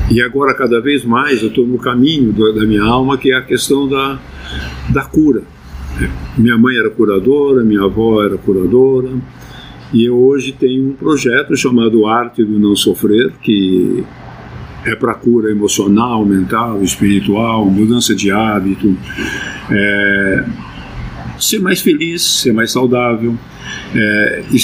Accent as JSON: {"language": "Portuguese", "town": "Sorocaba", "region": "São Paulo", "country": "Brazil", "lives_now": "São Paulo, Brazil", "said": "Principalmente quando eu mudei para São Paulo, em 63, que eu vim de Votorantim, que é um bairro de Sorocaba."}